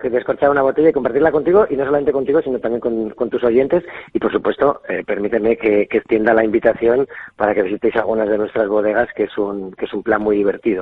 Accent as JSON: {"language": "Spanish", "town": "Valladolid", "region": "Castile and León", "country": "Spain", "tie": "born or raised there", "moved": "as an adult", "lives_now": "La Rioja, Spain", "said": "siendo castellano, yo soy nacido en Valladolid"}